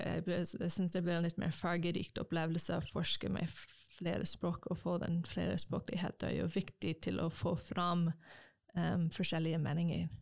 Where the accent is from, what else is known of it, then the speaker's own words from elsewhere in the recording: United States; first language English; Norwegian is a second language; moved away as an adult; also born or lived in Japan; now in Norway; kommer fra USA